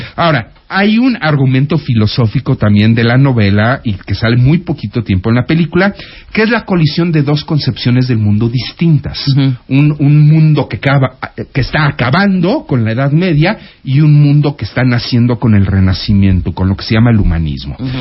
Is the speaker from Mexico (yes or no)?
yes; Mexico; Los mexicanos sabemos abrazar